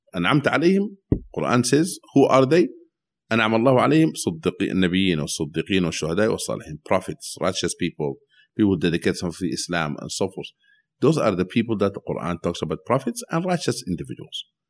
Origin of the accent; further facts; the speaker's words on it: Sudan; now in United States; when I was growing up in Sudan